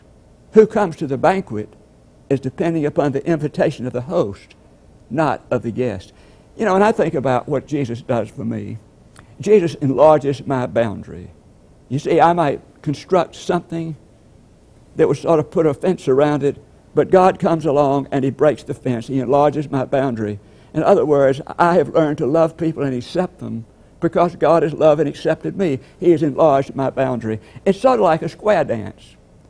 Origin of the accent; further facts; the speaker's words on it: Puerto Rico; first language Spanish; English is a second language; I am from Puerto Rico and a member of the Messiah Baptist Church.